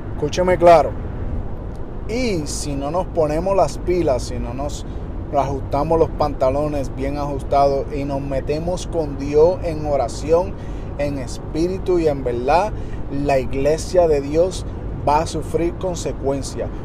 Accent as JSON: {"language": "Spanish", "town": "Detroit", "region": "Michigan", "country": "United States", "tie": "born or raised there", "said": "yo me crié en Detroit"}